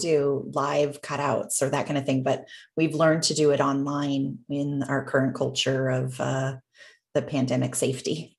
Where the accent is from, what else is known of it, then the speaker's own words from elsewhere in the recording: Canada; having been born and raised in Canada.